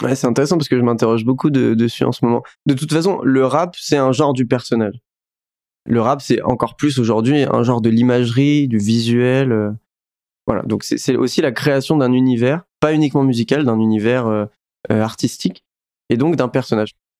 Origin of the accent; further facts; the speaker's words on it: France; j'ai grandi en France avec un prénom qui n'est pas français